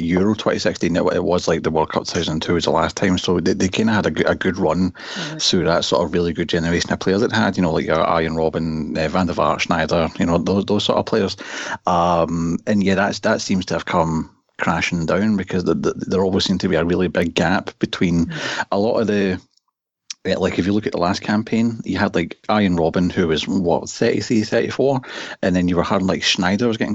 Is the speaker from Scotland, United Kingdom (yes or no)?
yes; Scotland, United Kingdom; I'm Scottish